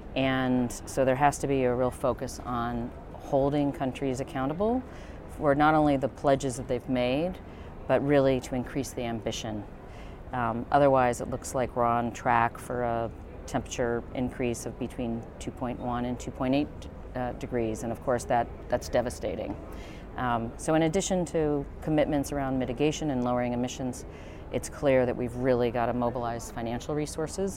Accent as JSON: {"language": "English", "country": "United States", "said": "my home country of the United States"}